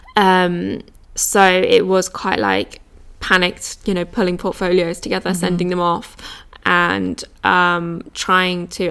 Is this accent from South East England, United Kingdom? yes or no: yes; East Sussex, South East England, United Kingdom; I grew up in East Sussex which is just about an hour outside of London